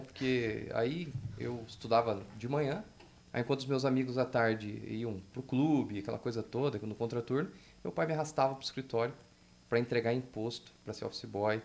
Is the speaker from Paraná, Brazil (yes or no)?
yes; Telêmaco Borba, Paraná, Brazil; eu sou de Telêmaco